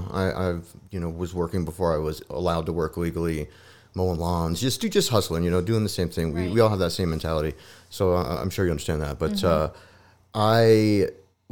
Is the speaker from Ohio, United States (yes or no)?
no; Albuquerque, New Mexico, United States; moved away as an adult; now in Colorado, United States; I was from New Mexico, from Albuquerque